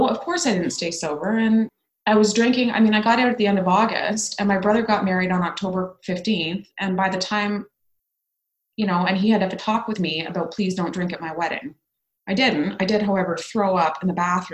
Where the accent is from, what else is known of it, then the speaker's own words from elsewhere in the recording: Ottawa, Ontario, Canada; moved away as an adult; my hometown of Ottawa